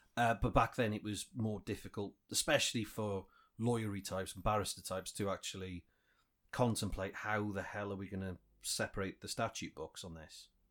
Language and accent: English; Wales, United Kingdom; we've enjoyed in Wales, like free prescriptions and, you know, our education system